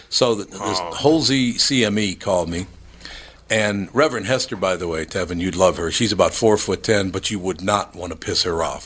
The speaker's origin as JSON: {"language": "English", "town": "Minneapolis", "region": "Minnesota", "country": "United States", "tie": "born or raised there", "said": "I grew up in North Minneapolis and I love North Minneapolis"}